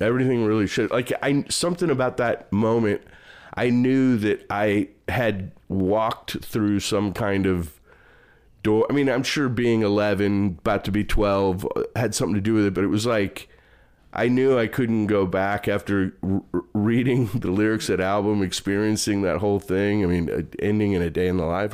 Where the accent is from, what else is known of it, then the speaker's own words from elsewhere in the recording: St. Louis, Missouri, United States; moved away as an adult; also born or lived in Chicago; now in Dallas, United States; I grew up mostly in Saint Louis.